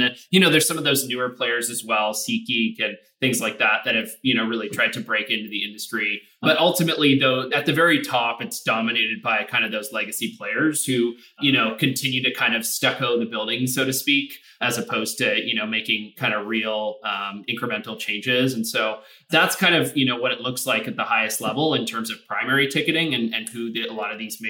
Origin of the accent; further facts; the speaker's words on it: Toronto, Ontario, Canada; moved away; So I'm actually Canadian, originally born and raised in Toronto